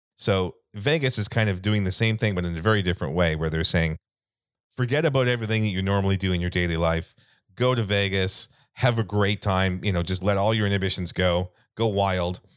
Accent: Canada; we're Canadian

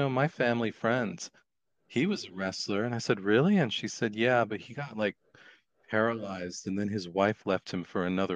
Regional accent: United States; I'm an American

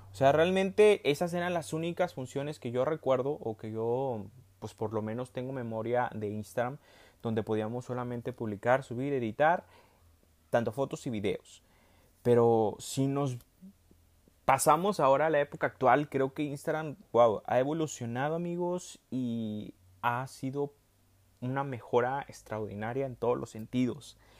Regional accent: Monterrey, Nuevo León, Mexico; accent: regio; hablé como muy regio, en Monterrey

